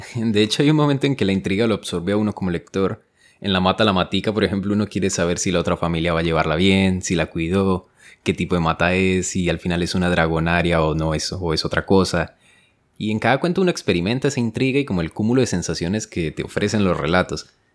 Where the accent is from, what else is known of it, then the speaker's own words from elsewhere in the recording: Colombia; yo soy colombiano